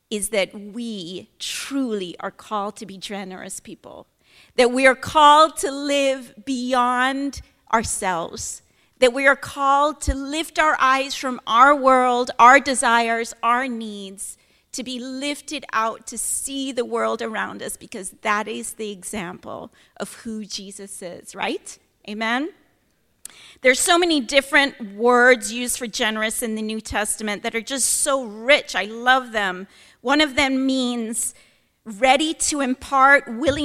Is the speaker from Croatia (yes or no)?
no; Kingston, Jamaica; moved away as an adult; now in Oregon, United States; I'm born in Kingston, Jamaica